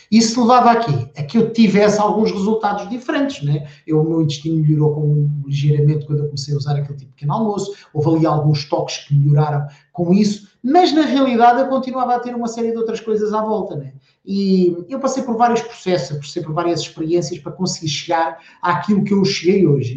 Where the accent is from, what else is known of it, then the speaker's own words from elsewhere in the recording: the interior of Portugal, Portugal; eu sou do interior, eu não, sou, eu não nasci em Portugal, mas vivi a minha infância toda no interior